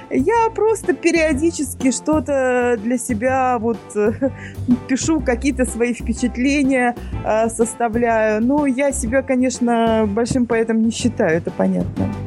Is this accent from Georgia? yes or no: no; Baku, Azerbaijan; moved away; Я родилась не в Баку, но практически в 20-дневном возрасте уже я с 20-дневного возраста жила в Баку. Я уехала из Баку э, в 1993 году.